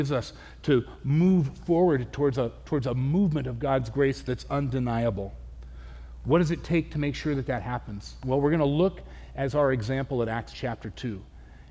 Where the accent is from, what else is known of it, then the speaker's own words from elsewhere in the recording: Southern California, United States; now in Spokane, United States; I grew up in Southern California